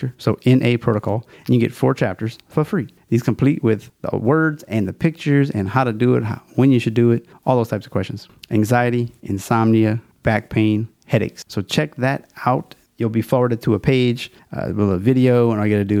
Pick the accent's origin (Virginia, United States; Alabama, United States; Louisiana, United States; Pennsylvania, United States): Louisiana, United States; We got a Louisiana theme. It's my home state, so I'm kind of fond of it